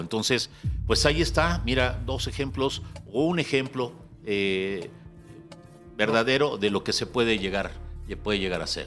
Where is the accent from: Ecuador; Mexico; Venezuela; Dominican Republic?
Mexico; Mexico City; Yo, yo de la Moctezuma